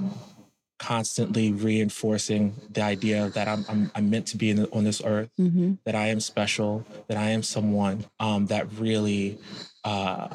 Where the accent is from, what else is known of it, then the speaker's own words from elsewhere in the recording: Camden, New Jersey, United States; I was born in Camden, New Jersey